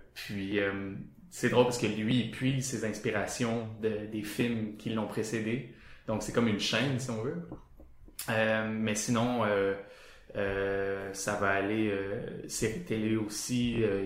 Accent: Sherbrooke, Quebec, Canada; moi je viens de Sherbrooke

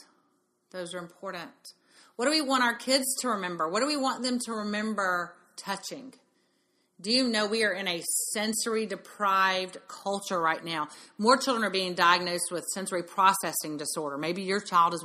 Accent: Mississippi, United States; We grew up in Mississippi.

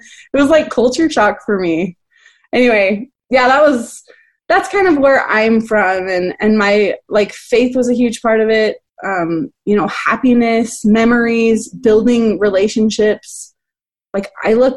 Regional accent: Park City, Utah, United States; I'm from Park City, Utah, which is kind of in this like fancy schmancy little

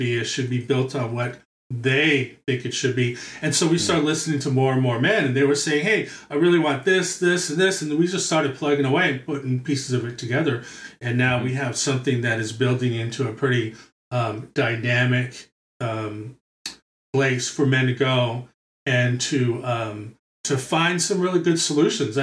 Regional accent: New York City, New York, United States; moved away; I'm from born and raised in Brooklyn.

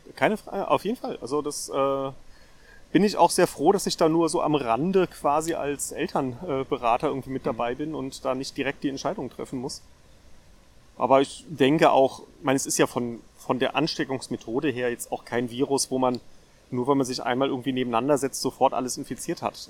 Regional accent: Darmstadt, Hesse, Germany; Ich bin in Darmstadt geboren und dann einmal um die Stadt herumgezogen im Laufe der Zeit

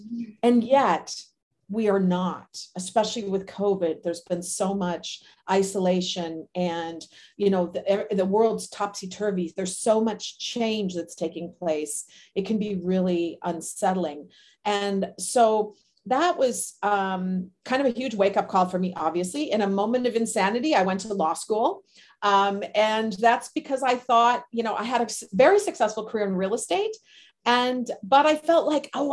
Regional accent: Minnesota, United States; moved away as an adult; also born or lived in Southern California; I am from Minnesota originally, cold weather climate

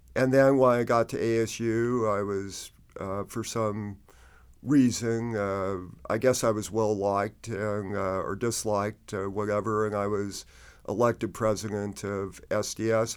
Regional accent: Phoenix, Arizona, United States; I grew up in Phoenix on, uh, the west side

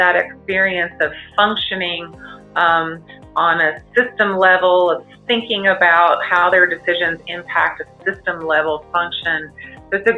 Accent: North Carolina, United States; moved away as an adult; also born or lived in Galveston, Texas; my home state of North Carolina

